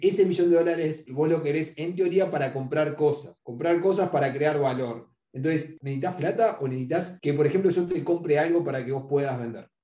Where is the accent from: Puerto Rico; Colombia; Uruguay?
Uruguay; yo soy uruguayo